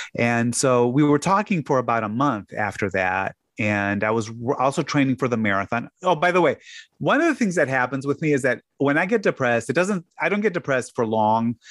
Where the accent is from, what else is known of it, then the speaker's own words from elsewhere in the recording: Chicago, Illinois, United States; moved away; also born or lived in Hammond, Indiana; the closest hospital to where I grew up was in Hammond. So I, I was really on the far, far, far south side of Chicago